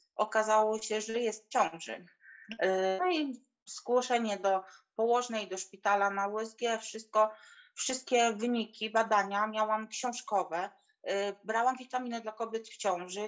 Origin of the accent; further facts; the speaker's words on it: Poland; moved away as an adult; now in England; w Polsce pochodzę z małej, z małej wioski